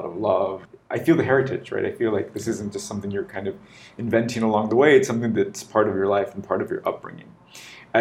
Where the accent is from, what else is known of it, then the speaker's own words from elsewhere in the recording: United States; now in Mérida, Mexico; being the American